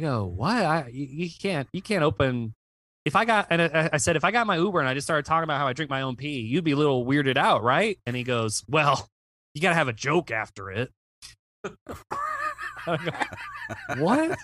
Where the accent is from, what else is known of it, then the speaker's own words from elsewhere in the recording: Virginia, United States; I'm from Virginia